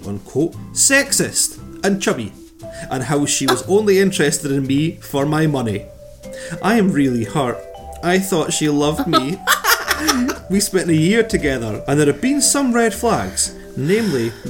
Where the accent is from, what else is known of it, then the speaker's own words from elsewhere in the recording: Scotland, United Kingdom; we're Scottish